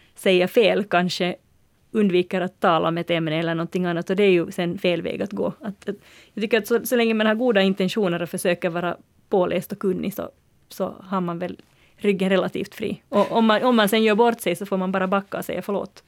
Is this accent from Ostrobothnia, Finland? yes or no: no; Uusimaa, Finland; Jag som är från Nyland